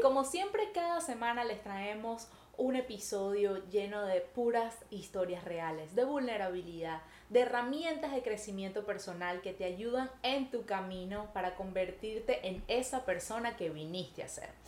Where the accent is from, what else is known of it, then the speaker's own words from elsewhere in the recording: Venezuela; moved away as an adult; now in Montreal, Canada; nosotros nos salimos de Venezuela, nosotras venimos bueno, en mi caso, hace nueve años yo vivo en Montreal, Canadá